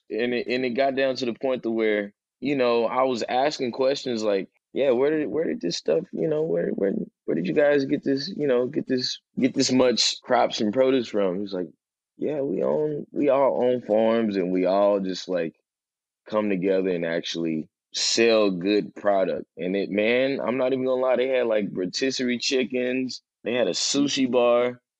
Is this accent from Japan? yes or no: no; East Coast, United States; I'm from the East Coast.